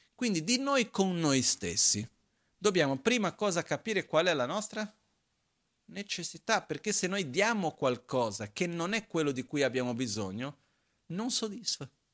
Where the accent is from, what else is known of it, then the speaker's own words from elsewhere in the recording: Brazil; now in Italy; la mia infanzia in Brasile, quando ero piccolino